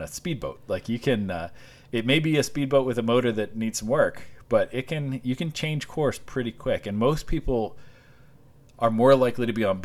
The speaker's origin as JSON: {"language": "English", "town": "Washington", "region": "Iowa", "country": "United States", "tie": "born or raised there", "moved": "yes", "said": "I grew up in Washington, Iowa"}